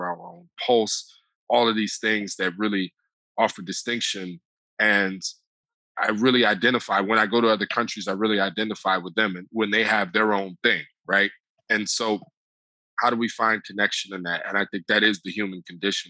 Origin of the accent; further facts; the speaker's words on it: United States; they realized I was from the United States